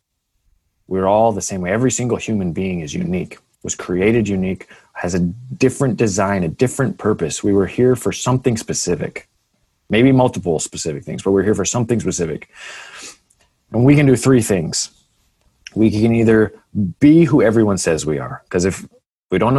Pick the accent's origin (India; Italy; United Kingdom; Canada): Canada; I'm a Canadian